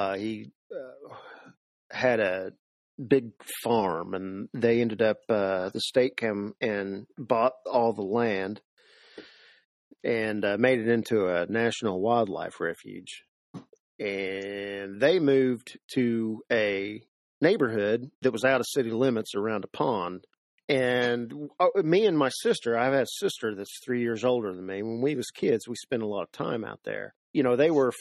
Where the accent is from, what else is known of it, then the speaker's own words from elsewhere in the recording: Seymour, Indiana, United States; Born and raised Seymour, Indiana